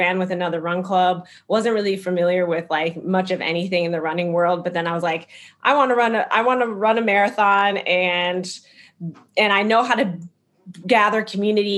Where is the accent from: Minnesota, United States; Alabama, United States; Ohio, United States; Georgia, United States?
Minnesota, United States; Minneapolis; moved away as an adult; now in Chicago, United States; I'm from Minneapolis, Minnesota originally